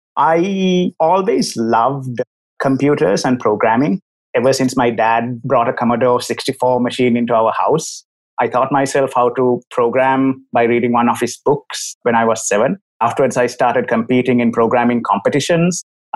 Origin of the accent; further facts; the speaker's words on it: Sri Lanka; As for myself, first of all, I'm from Sri Lanka, as my accent probably tells you.